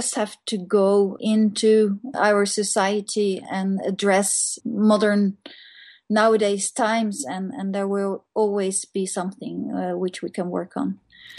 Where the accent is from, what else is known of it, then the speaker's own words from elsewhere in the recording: Netherlands; now in Norway; I'm from Holland.